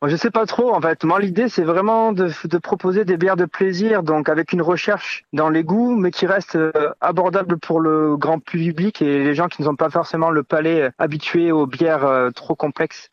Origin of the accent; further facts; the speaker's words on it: Landes, Nouvelle-Aquitaine, France; moved away as an adult; also born or lived in Paris / South America; now in Vielle-Soubiran, France; j'ai quitté les Landes pour travailler un petit peu à Paris